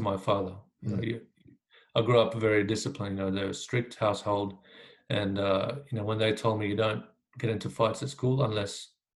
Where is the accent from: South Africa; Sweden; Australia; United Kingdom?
Australia; Queensland; also born or lived in Iraq; So when I came to Australia, I was 7 years old. I grew up in a, you know, beautiful part of Queensland